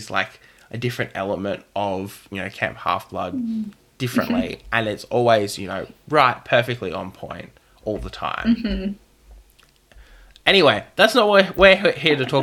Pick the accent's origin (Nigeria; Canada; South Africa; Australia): Australia; I come from Australia. Labour and unionism is very essential to our culture as a country here.